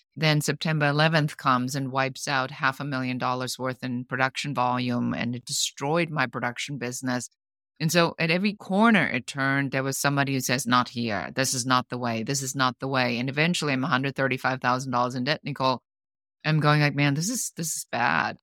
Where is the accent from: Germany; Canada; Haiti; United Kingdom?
Germany; moved away as an adult; now in Los Angeles, United States; I'm originally from Germany. I'm an immigrant. I live now in the United States in Los Angeles